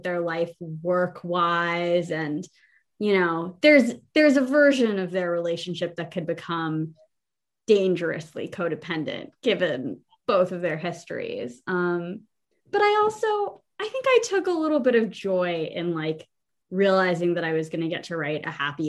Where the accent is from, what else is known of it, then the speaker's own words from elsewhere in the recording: Atlanta, Georgia, United States; I grew up in Atlanta in 2005 and 2006